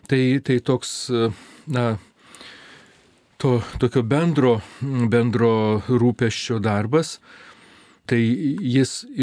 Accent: Lithuania; also born or lived in Rome; Tai aš esu iš Lietuvos ir todėl ir pasilieku Lietuvoje.

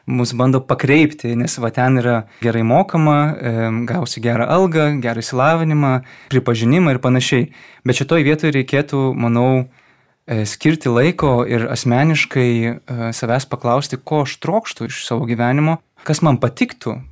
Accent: Vilnius, Vilnius County, Lithuania; now in Kaunas, Lithuania; esu kilęs iš Vilniaus miesto. Šiuo metu man 28 metai, esu jezuitas

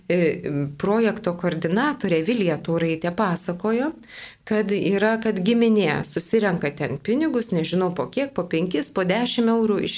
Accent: Lithuania; esame mes lietuviai

